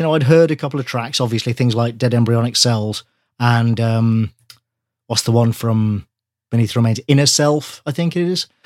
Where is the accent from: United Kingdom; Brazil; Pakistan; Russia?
United Kingdom; near Wales, England; I grew up near Wales